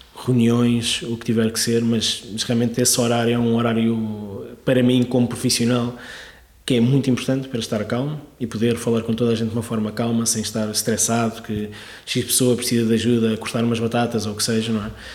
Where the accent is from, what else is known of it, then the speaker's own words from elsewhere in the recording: Sintra, Lisbon, Portugal; also born or lived in Algarve / London / Barcelona; now in Lisbon, Portugal; vivi toda a minha vida em Sintra, é? na, zona de Sintra.